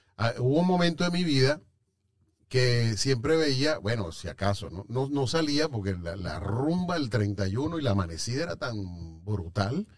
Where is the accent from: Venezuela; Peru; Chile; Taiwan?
Venezuela; moved away; Yo como venezolano